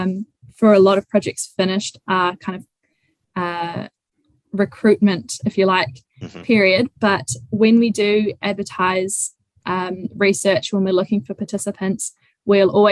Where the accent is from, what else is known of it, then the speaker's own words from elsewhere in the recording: Raglan, Waikato, New Zealand; also born or lived in Hamilton; I grew up in Whangaroa Raglan, or just outside of Raglan